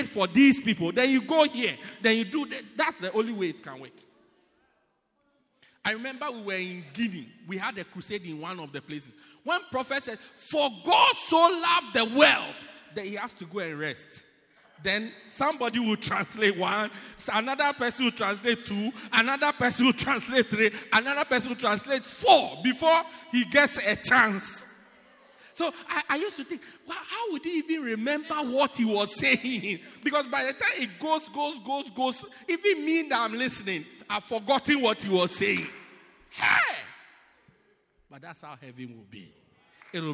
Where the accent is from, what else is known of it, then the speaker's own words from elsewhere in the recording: Ghana; now in South Africa; I'm from Ghana